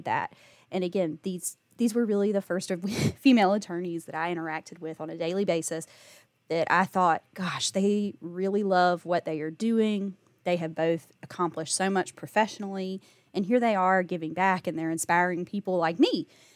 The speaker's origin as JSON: {"language": "English", "town": "Batesburg-Leesville", "region": "South Carolina", "country": "United States", "tie": "born or raised there", "said": "I'm from Batesburg, Leesville"}